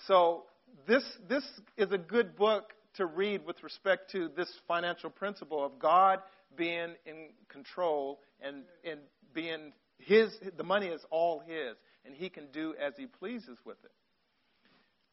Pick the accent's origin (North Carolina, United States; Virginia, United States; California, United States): California, United States; Long Beach; I grew up in Long Beach, California. I went to Woodrow Wilson High School